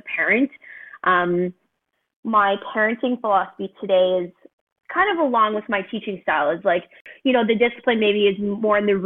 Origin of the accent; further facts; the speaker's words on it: Montreal, Quebec, Canada; I'm originally from Montreal